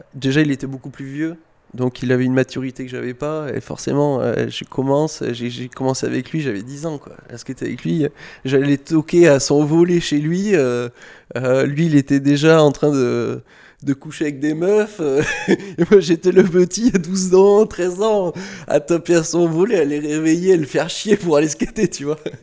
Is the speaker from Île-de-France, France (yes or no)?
no; Saint-Médard-en-Jalles, Nouvelle-Aquitaine, France; je suis de Saint-Médard, en banlieue de Bordeaux, à un quart d'heure de Bordeaux, plus du côté de Lacanau et de l'océan.